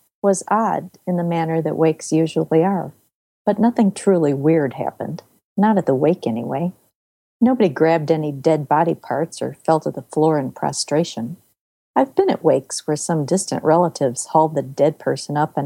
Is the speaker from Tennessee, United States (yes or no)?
no; Elmhurst, Illinois, United States; I grew up in Elmhurst, Illinois